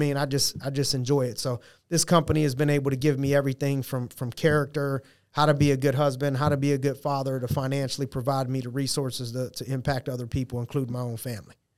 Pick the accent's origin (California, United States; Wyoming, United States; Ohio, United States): Ohio, United States; Youngstown; moved away; opened up a youth program in my hometown, Youngstown, Ohio.